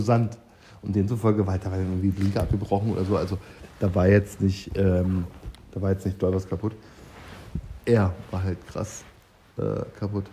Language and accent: German; East Germany, Germany; meine DDR-Vergangenheit